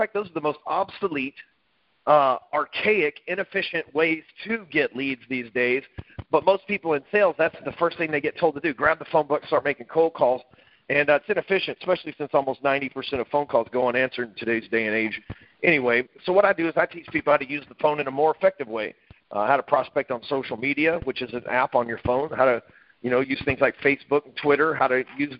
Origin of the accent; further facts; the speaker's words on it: Dallas, Texas, United States; I live in Dallas, Texas, and lived here all my life